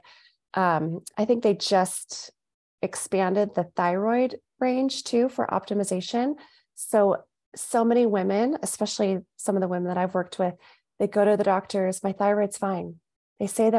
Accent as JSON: {"language": "English", "region": "Southern California", "country": "United States", "moved": "as an adult", "lives_now": "Phoenix, United States", "said": "I'm originally from Southern California, we moved to Phoenix about 5 years ago"}